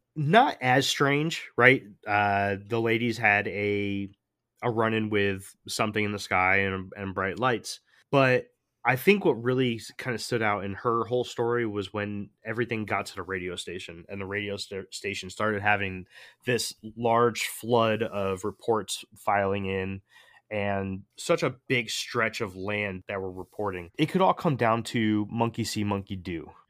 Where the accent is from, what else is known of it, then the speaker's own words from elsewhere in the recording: Connecticut, United States; I grew up in Connecticut